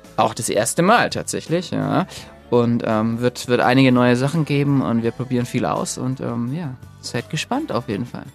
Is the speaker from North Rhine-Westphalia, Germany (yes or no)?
no; Nuremberg, Bavaria, Germany; moved away; Wir, wir kommen ja ursprünglich aus Nürnberg, auch wenn wir inzwischen so ein bisschen verteilt sind und eigentlich kaum jemand so richtig mehr in Nürnberg lebt. Ähm, aber Nürnberg ist natürlich, verbinde ich schon mit Familie und Freunden und äh, Heimat